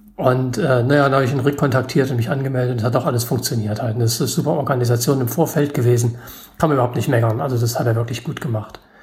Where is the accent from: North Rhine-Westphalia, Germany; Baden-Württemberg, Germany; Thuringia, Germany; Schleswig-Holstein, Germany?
Thuringia, Germany; Gotha; ich komme aus Gotha, Thüringen